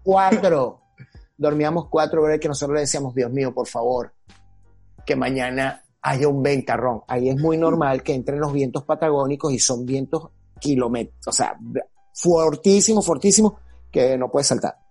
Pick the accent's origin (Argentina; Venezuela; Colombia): Venezuela; moved away as an adult; yo me quedo en mi país, bueno, yo amo mi país y estoy aquí